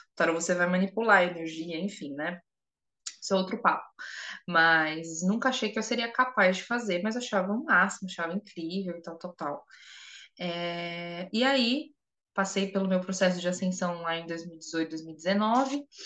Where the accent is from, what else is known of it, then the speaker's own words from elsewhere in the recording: São Paulo, Brazil; eu sou de São Paulo